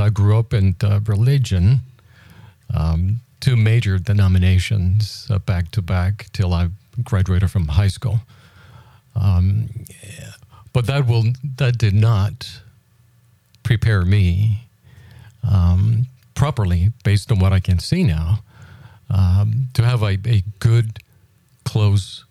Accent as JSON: {"language": "English", "country": "Puerto Rico", "tie": "born or raised there", "said": "I was born in Puerto Rico a few years ago"}